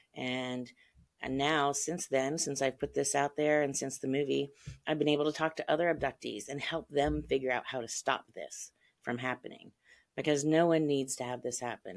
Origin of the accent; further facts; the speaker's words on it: Ohio, United States; I grew up in Ohio.